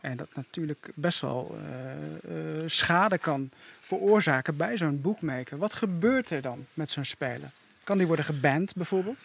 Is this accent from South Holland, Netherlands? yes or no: no; Doetinchem, Gelderland, Netherlands; ik kom uit Doetinchem